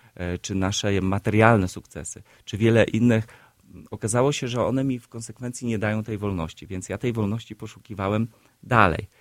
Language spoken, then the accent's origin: Polish; Siedlce, Masovian Voivodeship, Poland; now in Warsaw, Poland; spod mojego rodzinnego miasta, z, spod Siedlec